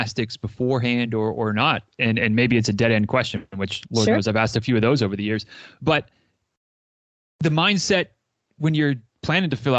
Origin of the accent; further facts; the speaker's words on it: Northern Michigan, United States; now in Florida, United States; I grew up in Northern Michigan